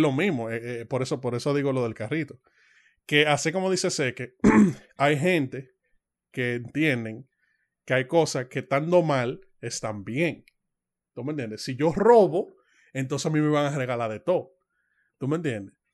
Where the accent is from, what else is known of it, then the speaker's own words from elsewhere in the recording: Dominican Republic; nosotros, como todo dominicano